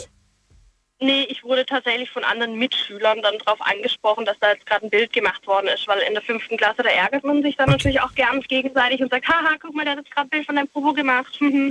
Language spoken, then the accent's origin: German; Pforzheim, Baden-Württemberg, Germany; Ich komme aus Pforzheim